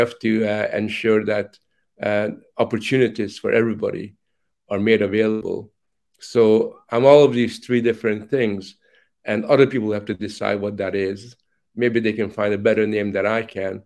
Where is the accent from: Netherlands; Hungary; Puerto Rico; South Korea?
Hungary; moved away; also born or lived in Canada; as a child, growing up in Hungary